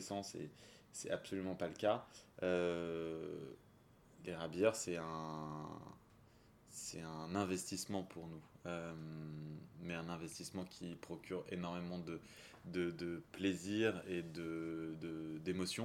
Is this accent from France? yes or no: yes; south of France, France; also born or lived in Champagne; now in Paris, France; je suis originaire du sud de la France, un petit peu de Champagne aussi avant. Euh, j'habite Paris